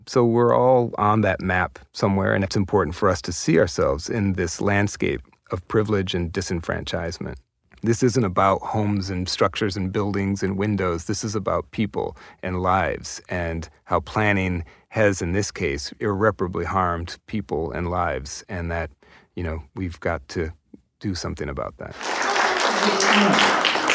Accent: Minneapolis, Minnesota, United States; I was born and raised in South Minneapolis, in the Powderhorn neighborhood

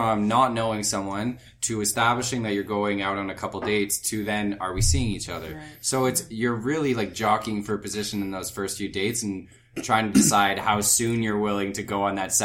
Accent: Ottawa, Ontario, Canada; now in Toronto, Canada; I'm from Ottawa

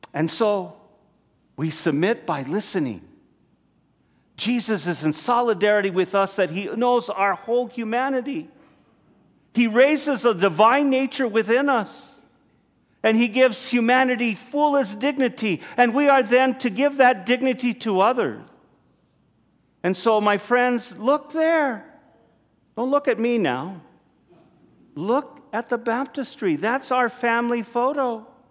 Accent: United States; as American Catholics here

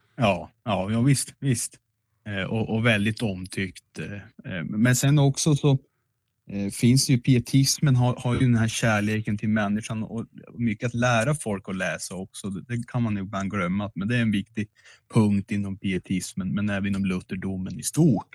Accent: Piteå, Norrbotten County, Sweden; Jag är från Hortlaxkretsen

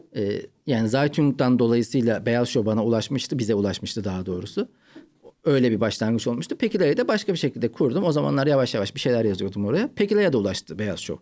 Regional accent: Ankara, Turkey; moved away as an adult; also born or lived in Malatya; now in Istanbul, Turkey; Ben Malatya'dan Ankara'ya taşındık. Üçüncü sınıfta. Dört ve beşi Ankara'da okudum. Yani ilk üç yılı Malatya'da okudum

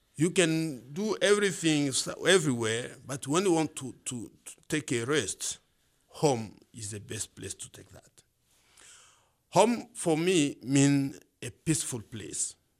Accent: Bukavu, South Kivu, DR Congo; moved away as an adult; now in Missoula, United States; I was born in Bukavu

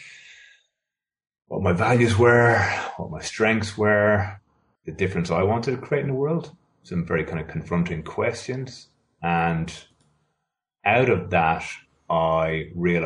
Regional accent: Ireland; moved away as an adult; now in Sydney, Australia; I'm originally from Ireland. I now live in Sydney, Australia. I moved here in 1999.

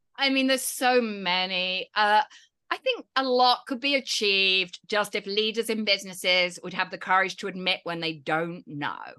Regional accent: United Kingdom; I'm British

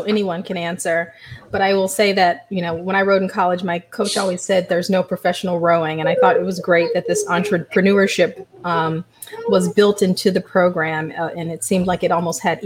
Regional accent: Memphis, Tennessee, United States; I came from South Memphis

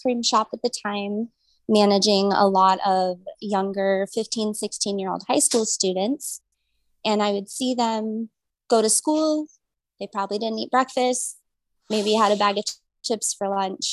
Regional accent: Omaha, Nebraska, United States; I grew up in South Omaha in a strong Polish community

